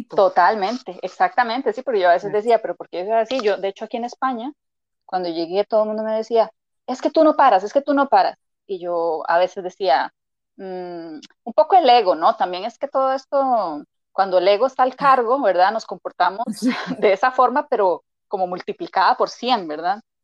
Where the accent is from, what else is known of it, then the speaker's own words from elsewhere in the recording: Costa Rica; moved away as an adult; now in Madrid, Spain; soy de Costa Rica, por eso la R, ¿verdad? Y el acento siempre digo la gente que es bastante peculiar